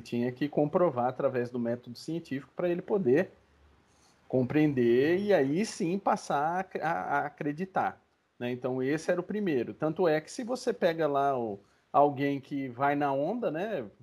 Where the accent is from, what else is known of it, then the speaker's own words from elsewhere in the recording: Brazil; Nós como brasileiros